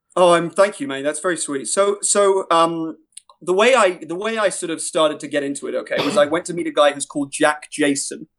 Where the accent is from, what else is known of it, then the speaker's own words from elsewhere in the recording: Ireland; as an Irishman, as a, as a, someone with an act, with, you know, doing, changing up my accent